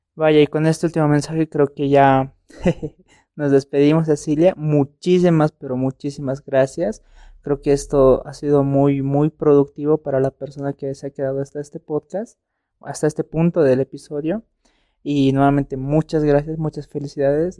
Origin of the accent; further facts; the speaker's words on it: Bolivia; nosotros como bolivianos